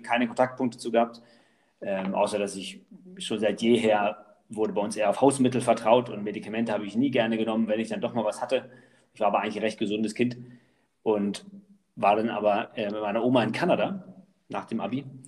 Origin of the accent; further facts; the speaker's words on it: Allerbüttel, Lower Saxony, Germany; also born or lived in Wolfsburg / Gifhorn; in Wolfsburg geboren und ähm, habe dann in Allerbüttel gelebt, Landkreis Gifhorn. Und dann mit 14 sind wir nach Gifhorn gezogen